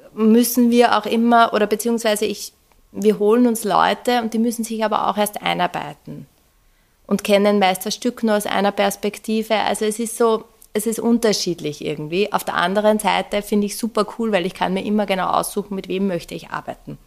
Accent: Upper Austria, Austria; moved away; ich bin ursprünglich aus Oberösterreich und ich glaube, ähm, ähm, in Oberösterreich ist das Oberösterreichische Musikschulwerk sehr prägend einfach gewesen für mich

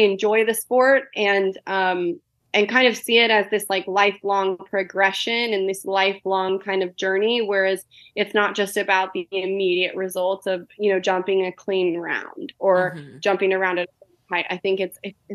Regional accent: Colorado, United States; growing up in Colorado

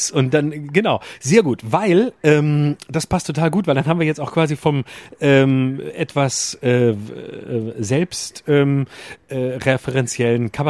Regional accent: Lörrach, Baden-Württemberg, Germany; wenn ich sage, ich komme aus Lörrach, sage ich mal gleich dazu, ich weiß nicht, ob du das kennst.

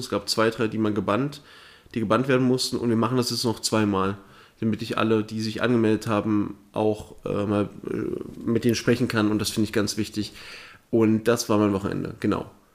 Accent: Thuringia, Germany; moved away; nicht da, wo ich herkomme. In Thüringen ist das eine andere

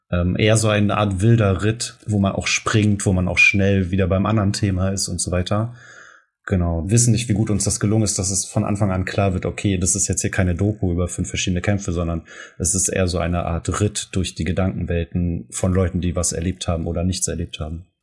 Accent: Germany; wir das als Deutsche oder aus Menschen aus Deutschland

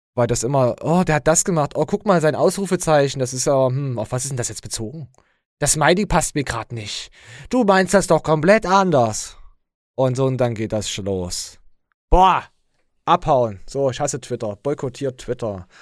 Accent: Germany; ich als Deutscher

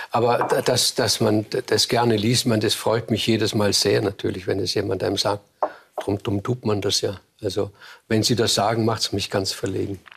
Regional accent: Vorarlberg, Austria; als Vorarlberger ist man ein hölzernes Eisen. Man ist ein, ein protestantischer Katholik von der, ganz, von der ganzen Voraussetzung her. Und man hat diese protestantische Arbeitsethik.

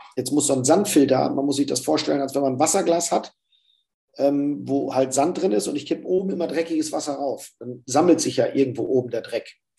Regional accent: the North, Northern Germany, Germany; bei uns im Norden

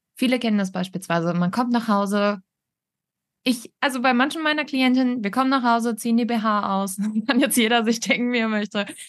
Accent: Northern Germany, Germany; Ich komme aber auch aus dem Norden.

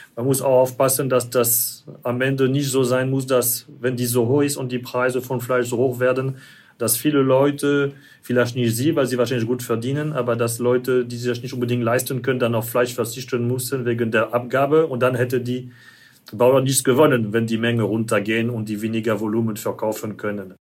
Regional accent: France; German is a second language; now in Germany; ich als Franzose

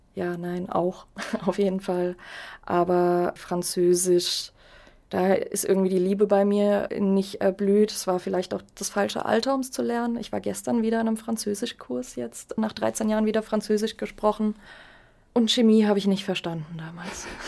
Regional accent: Germany; als Deutsche

